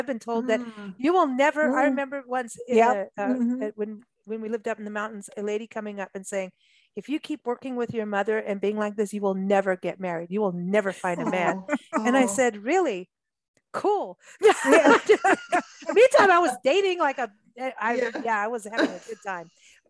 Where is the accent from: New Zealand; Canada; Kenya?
Kenya; also born or lived in England / South Africa; I grew up in Africa and in Kenya, England, South Africa.